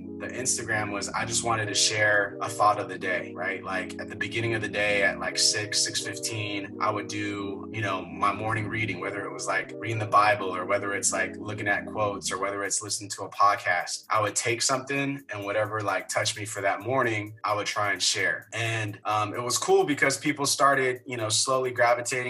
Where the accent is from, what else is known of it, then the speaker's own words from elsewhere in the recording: San Francisco, California, United States; born and raised in San Francisco, grew up in the Sunset